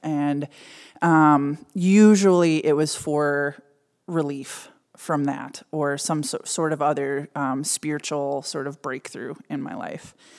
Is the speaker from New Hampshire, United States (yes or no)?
no; suburb of Minneapolis, Minnesota, United States; I grew up in a fairly middle class, um, mostly German and Scandinavian suburb of Minneapolis.